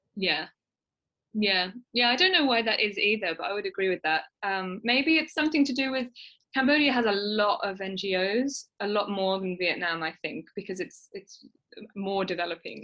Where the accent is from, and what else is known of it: United Kingdom